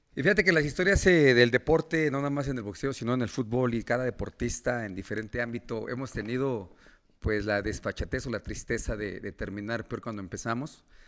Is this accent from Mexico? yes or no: yes; Mexico; somos mexicanos